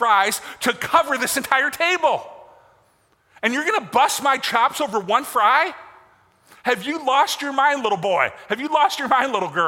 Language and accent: English; Michigan, United States; I grew up in Michigan. And I grew up on Lake Michigan